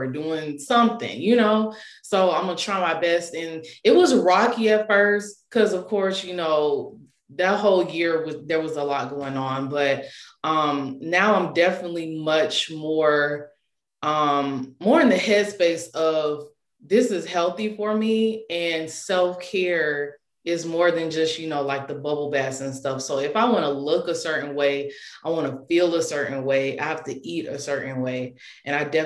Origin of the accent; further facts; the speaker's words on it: Tallahassee, Florida, United States; moved away as an adult; now in Charlotte, United States; I was born and raised in Tallahassee, Florida. Shout out to Tally. I currently reside in Charlotte, North Carolina.